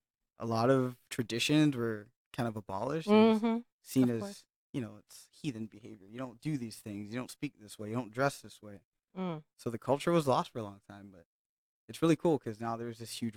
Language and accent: English; Hawaii, United States; I grew up in Hawaii.